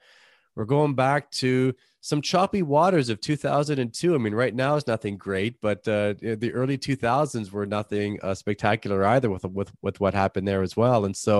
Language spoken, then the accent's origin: English; Toronto, Ontario, Canada; people know I'm from Toronto.